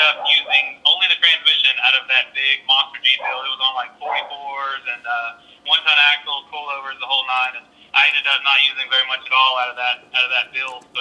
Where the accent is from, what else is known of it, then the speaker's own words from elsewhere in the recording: Huntsville, Alabama, United States; also born or lived in Auburn, Alabama; I'm from Huntsville, Alabama originally. Uh, went down to Auburn, got my degree